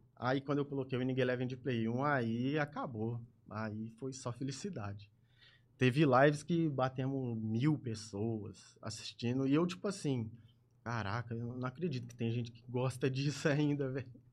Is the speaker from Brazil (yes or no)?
yes; Ribeirão Preto, São Paulo, Brazil; Nascido e criado em Ribeirão